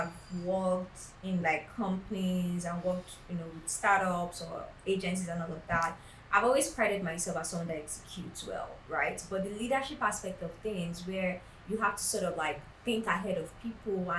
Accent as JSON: {"language": "English", "country": "Nigeria", "tie": "born or raised there", "said": "growing up in Nigeria"}